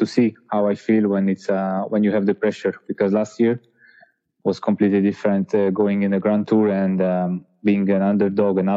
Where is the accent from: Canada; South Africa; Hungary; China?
Hungary; my home country